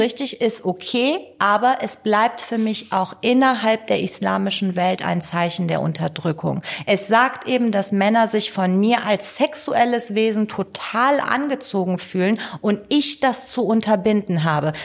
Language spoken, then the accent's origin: German; Cologne, North Rhine-Westphalia, Germany; also born or lived in Tehran, Iran / northern Iran; ich bin in Köln-Kalk groß geworden.